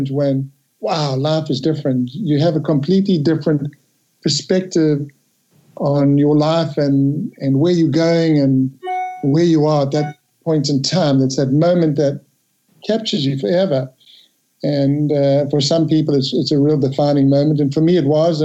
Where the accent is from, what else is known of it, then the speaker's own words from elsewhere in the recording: Durban, KwaZulu-Natal, South Africa; moved away; I grew up in a place called Durban in South Africa, a long, long way from here